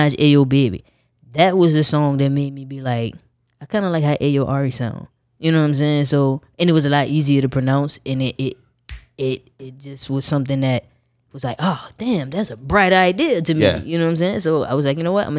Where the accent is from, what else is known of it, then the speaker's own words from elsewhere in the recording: New Orleans, Louisiana, United States; I'm from New Orleans